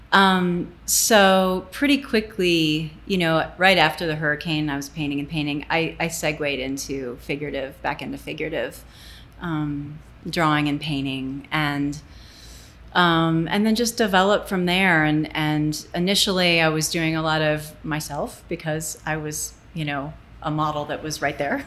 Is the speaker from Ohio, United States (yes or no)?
yes; Toledo, Ohio, United States; also born or lived in Fort Knox, Kentucky / Frankfurt, Germany; now in Santa Fe, United States; I basically grew up in um, Toledo